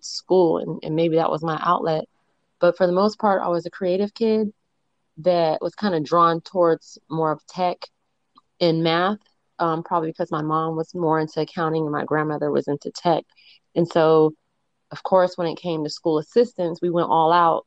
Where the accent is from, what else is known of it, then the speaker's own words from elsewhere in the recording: Santa Clara, California, United States; now in Florida, United States; I'm from Santa Clara, California, but I currently live in Florida